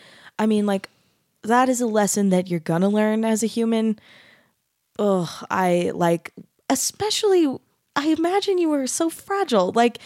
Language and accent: English; Mesa, Arizona, United States; I grew up in Mesa, Arizona, which is not as Utah as Bountiful, but it's still kind of Utah.